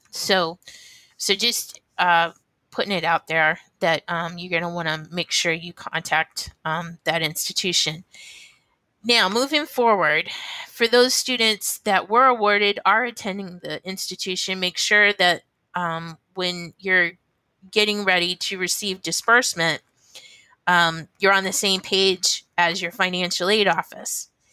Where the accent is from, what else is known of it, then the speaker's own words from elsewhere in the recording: Ohio, United States; now in New Hampshire, United States; I was born in Ohio.